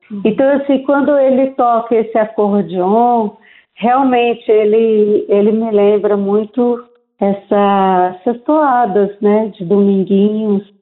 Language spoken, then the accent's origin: Portuguese; Pernambuco, Brazil; porque eu sou nordestina, eu sou pernambucana.